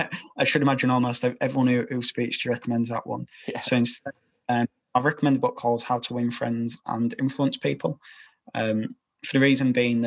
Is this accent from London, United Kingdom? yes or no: no; Yorkshire and the Humber, United Kingdom